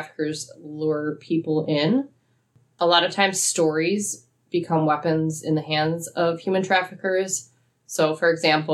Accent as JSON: {"language": "English", "town": "Eau Claire", "region": "Wisconsin", "country": "United States", "tie": "born or raised there", "said": "I grew up in Eau Claire literally almost my whole life"}